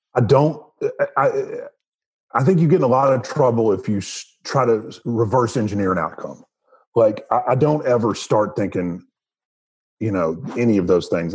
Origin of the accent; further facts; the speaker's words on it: the South, United States; growing up in the South